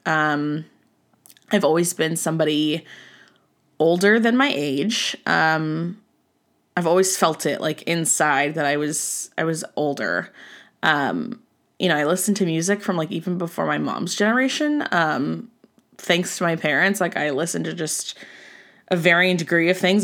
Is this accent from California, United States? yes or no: yes; Southern California, United States; I'm from Southern California